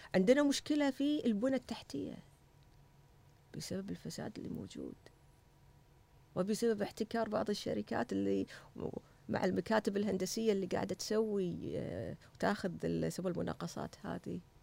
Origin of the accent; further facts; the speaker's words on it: Kuwait; أنا واحدة كويتية